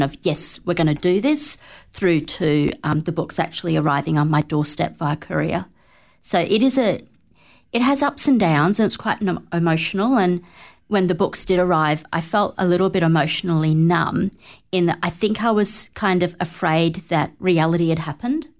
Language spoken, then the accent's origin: English; Australia; now in New Zealand; I'm not of this land originally. I am from Australia